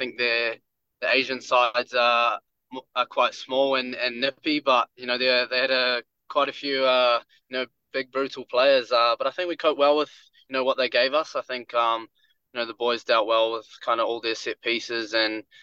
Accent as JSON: {"language": "English", "region": "Wellington", "country": "New Zealand", "tie": "born or raised there", "said": "I love playing in Wellington. It's my hometown."}